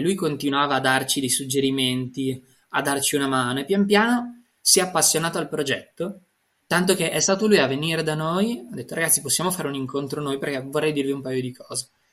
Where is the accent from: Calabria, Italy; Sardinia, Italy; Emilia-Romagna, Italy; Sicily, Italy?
Emilia-Romagna, Italy; Parma; Io sono nato a Montecchio, vicino a Reggio Emilia, ma sono cresciuto a Parma